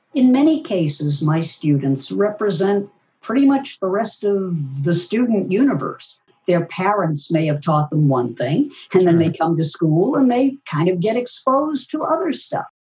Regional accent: Boston, Massachusetts, United States; Boston, my hometown

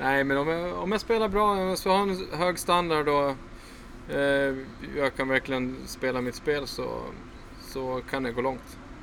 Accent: Falun, Dalarna County, Sweden; jag är uppvuxen på en ganska tjock filtmatta hemma i Falun

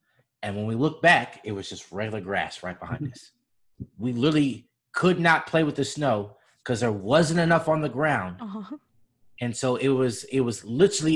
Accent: Georgia, United States; I grew up in Georgia

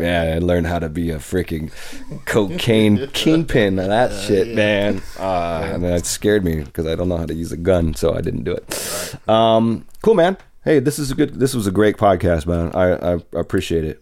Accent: Tacoma, Washington, United States; I'm from Tacoma

